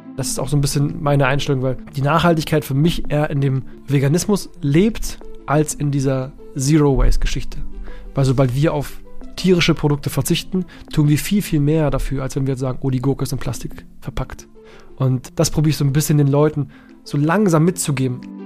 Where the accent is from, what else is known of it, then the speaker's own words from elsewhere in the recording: Berlin, Germany; als Berliner Junge